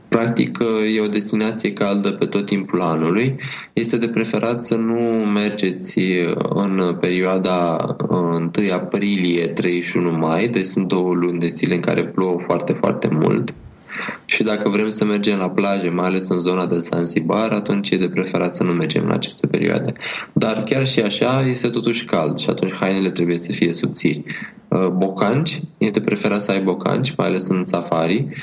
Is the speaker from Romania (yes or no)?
yes; Romania; noi suntem din România